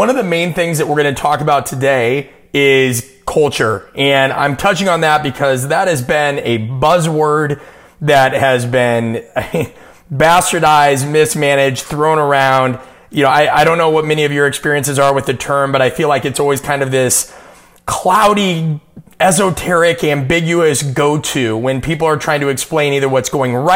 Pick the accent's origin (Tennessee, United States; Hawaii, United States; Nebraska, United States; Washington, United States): Nebraska, United States; growing up in Nebraska